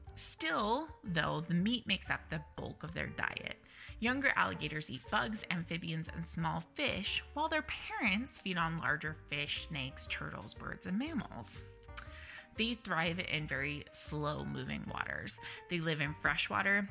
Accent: Utah, United States; now in Nevada, United States; so I'm from Utah, we currently live in Nevada.

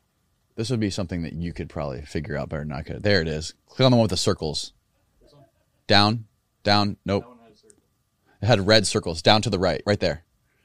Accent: Florida, United States; Yeah, we're from Florida.

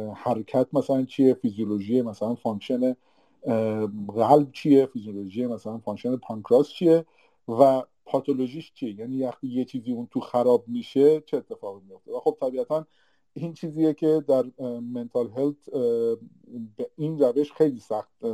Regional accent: Iran; moved away as an adult; now in Canada; ماهایی که از ایران مهاجرت کردیم

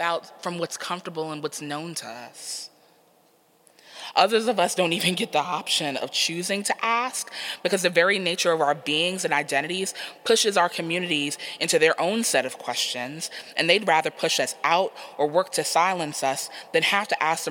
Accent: New York City, New York, United States; So New York is my hometown. So I'm from Queens.

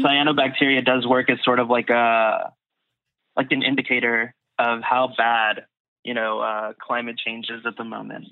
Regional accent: United States; also born or lived in Austin; when you're growing up here, especially as like Mexican American

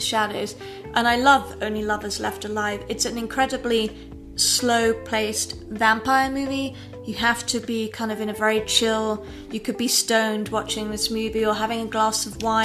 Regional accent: England, United Kingdom; I grew up in England in a very aristocratic style background

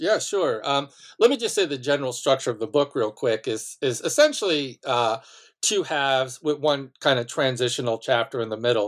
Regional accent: Malverne, New York, United States; born or raised there

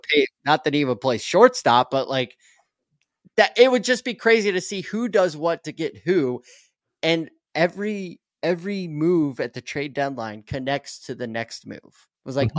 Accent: Atlanta, Georgia, United States; also born or lived in Chicago, Illinois; I was born in Chicago, diehard Cubs fan obviously, but I grew up in Atlanta

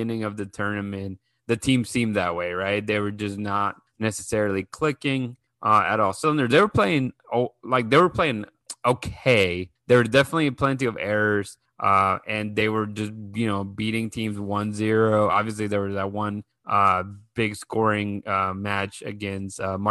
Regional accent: Mexico; we are both from Mexico

